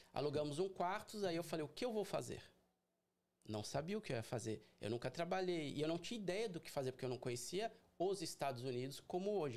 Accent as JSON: {"language": "Portuguese", "region": "São Paulo", "country": "Brazil", "also_born_or_lived": "Boston", "moved": "as an adult", "lives_now": "Orlando, United States", "said": "eu sou de São Paulo capital"}